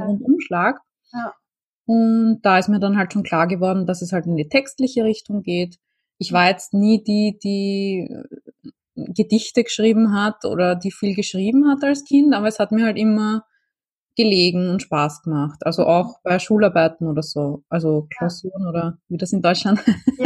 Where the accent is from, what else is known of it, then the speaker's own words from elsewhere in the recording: Vienna, Austria; ich komme aus Wien